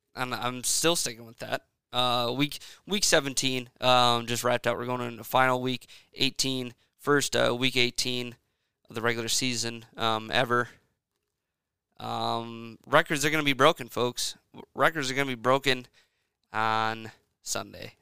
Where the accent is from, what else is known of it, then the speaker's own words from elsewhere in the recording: central Wisconsin, United States; I was born and raised in Wisconsin, um, central Wisconsin